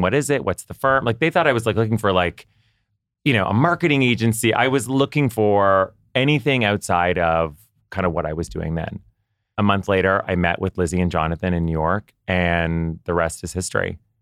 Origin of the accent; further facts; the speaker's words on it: Ottawa, Ontario, Canada; moved away; I grew up in Ottawa, Canada